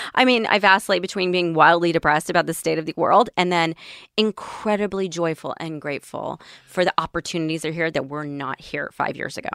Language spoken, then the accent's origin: English; Tennessee, United States; I grew up in Tennessee